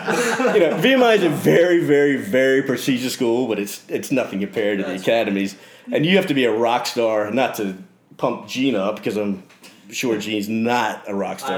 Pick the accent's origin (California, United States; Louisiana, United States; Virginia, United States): Virginia, United States; I'm from Virginia.